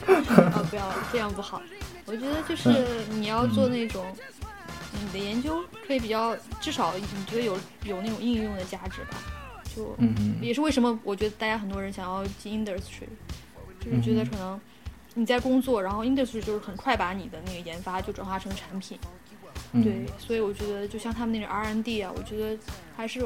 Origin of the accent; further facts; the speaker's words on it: China; moved away; 可能中国人，就我们从小受到的那种教育，